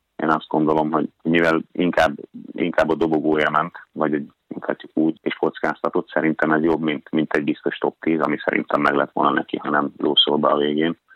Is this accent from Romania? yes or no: no; Hungary; now in Norway; magyar vagyok